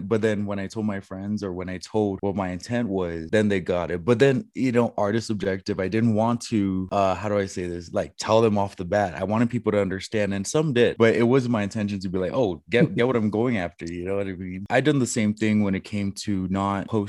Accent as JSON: {"language": "English", "country": "Guam", "tie": "born or raised there", "moved": "as an adult", "said": "I was raised on Guam"}